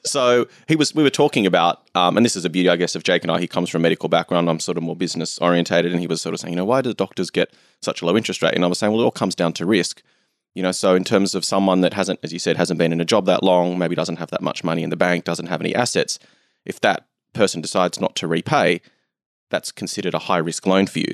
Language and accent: English; Australia; I'm from Australia